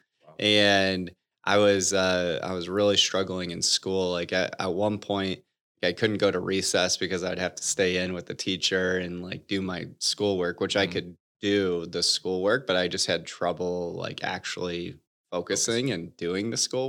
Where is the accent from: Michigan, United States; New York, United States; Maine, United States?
Michigan, United States; Bloomfield Hills; So growing up, I grew up in Michigan, outside of Detroit, in a suburb called Bloomfield Hills, with my mom, dad, and one sister, who's about 2 years younger than me.